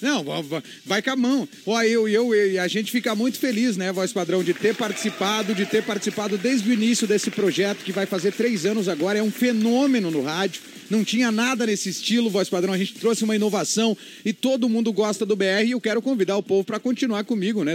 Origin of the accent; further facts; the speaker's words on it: Liberato Salzano, Rio Grande do Sul, Brazil; Liberato Salzano, minha terra natal